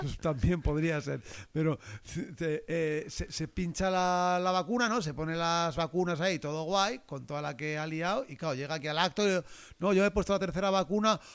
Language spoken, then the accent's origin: Spanish; Valencian Community, Spain; valencianos como yo